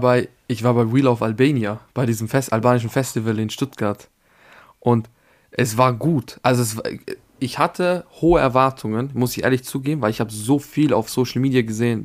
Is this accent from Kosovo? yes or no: yes; Pristina, Kosovo; now in Austria; ich komme aus Pristin